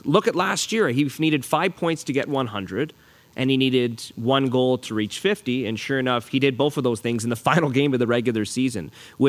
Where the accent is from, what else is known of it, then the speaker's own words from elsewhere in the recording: Ottawa, Ontario, Canada; now in Regina, Canada; No, I'm from Ottawa. Born and raised in Ottawa, Ontario.